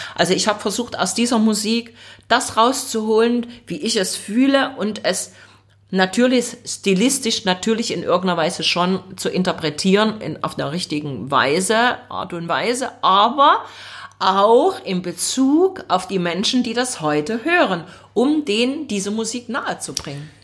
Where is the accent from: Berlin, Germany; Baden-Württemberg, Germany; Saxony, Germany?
Saxony, Germany; Leipzig; ich bin dort auch aufgewachsen im Leipziger Osten